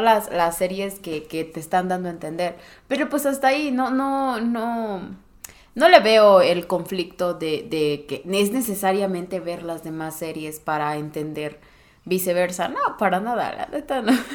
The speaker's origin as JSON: {"language": "Spanish", "region": "Morelos", "country": "Mexico", "moved": "as an adult", "said": "yo regresé a Morelos, de donde soy, soy foránea"}